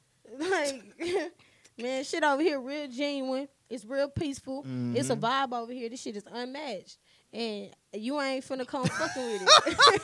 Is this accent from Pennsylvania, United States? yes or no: no; Houston, Texas, United States; I'm from Southport, Houston, Texas. Hershey, Texas. You know what I'm saying? All blacks, two Mexicans.